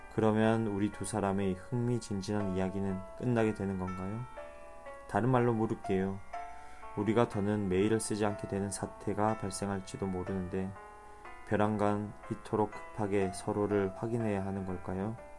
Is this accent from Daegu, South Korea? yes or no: no; Busan, South Korea; moved away; 저는 부산, 제 고향 부산으로 떠납니다